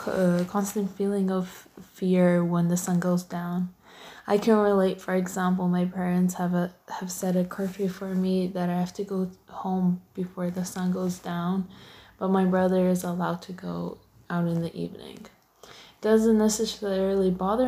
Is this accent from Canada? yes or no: yes; Canada; I'm born and raised in Canada